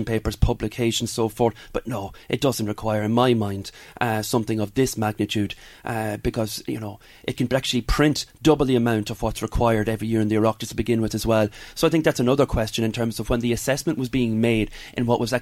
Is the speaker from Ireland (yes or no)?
yes; Navan, Leinster, Ireland; in my hometown of Navan